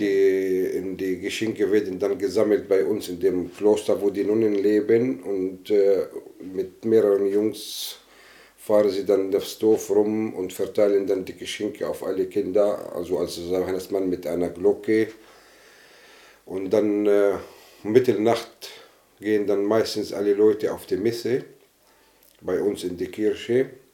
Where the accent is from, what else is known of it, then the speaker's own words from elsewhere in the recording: Northern District, Israel; moved away; ich bin äh, katholischer Palästinenser aus Israel. Ich besitze also die israelische Staatsangehörigkeit. Meine Eltern leben in, äh, im Norden Galiläa